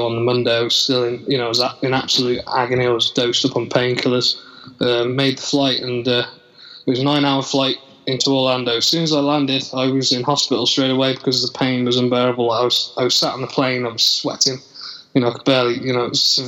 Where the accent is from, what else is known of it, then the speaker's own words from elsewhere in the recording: Telford, West Midlands, United Kingdom; I'm from the UK. I'm from Telford in Shropshire, not far from the main city in Birmingham